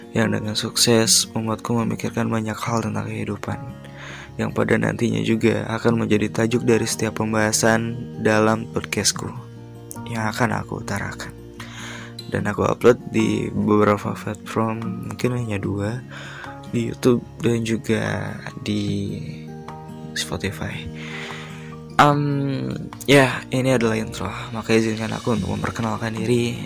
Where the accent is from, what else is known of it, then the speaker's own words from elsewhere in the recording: Tasikmalaya, West Java, Indonesia; lahir di Tasikmalaya pada 2002